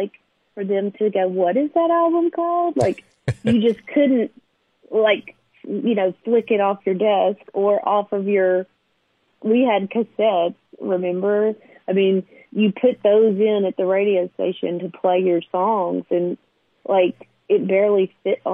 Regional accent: Nashville, Tennessee, United States; I grew up in Nashville, like a row kid

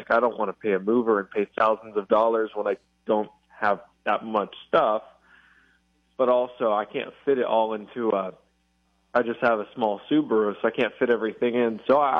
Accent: Maryland, United States; although I grew up in Maryland, and you think Maryland urban, I grew up in one of the more it's rural for Maryland, not rural overall.

